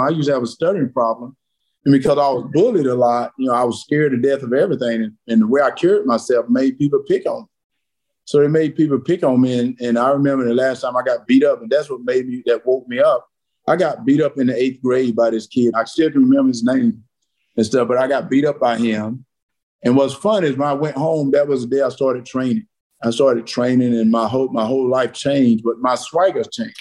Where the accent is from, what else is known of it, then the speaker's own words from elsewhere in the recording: South Georgia, United States; I grew up in South Georgia.